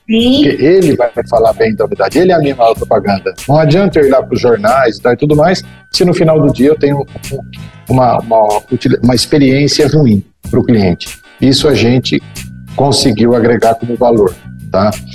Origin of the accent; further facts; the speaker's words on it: Brazil; como bons brasileiros